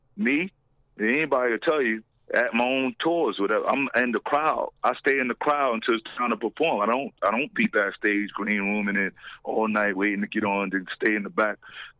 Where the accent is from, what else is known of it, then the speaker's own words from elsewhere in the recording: West Coast, United States; We're from the West Coast. Yeah, we out here.